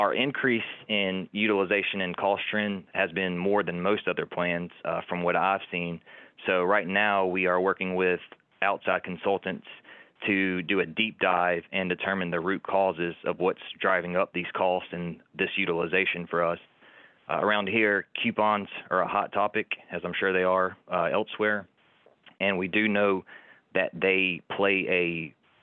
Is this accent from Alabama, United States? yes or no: yes; Montgomery, Alabama, United States; also born or lived in Fort Walton Beach, Florida; I was born and raised in Montgomery, Alabama